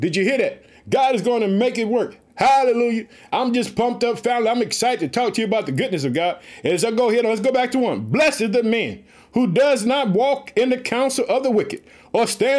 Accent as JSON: {"language": "English", "region": "Illinois", "country": "United States", "tie": "born or raised there"}